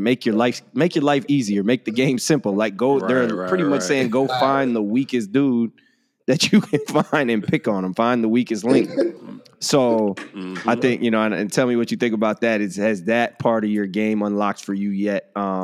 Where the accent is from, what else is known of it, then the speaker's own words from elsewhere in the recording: United States; moved away as an adult; As an American player